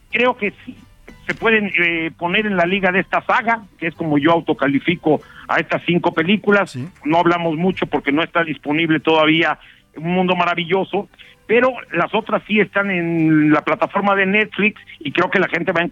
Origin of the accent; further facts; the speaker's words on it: Mexico; película que hice, que quise pensar cómo somos los mexicanos.